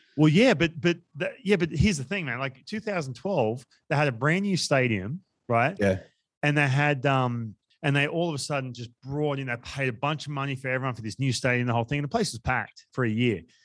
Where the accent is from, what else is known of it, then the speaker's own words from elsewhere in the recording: Australia; we come from Australia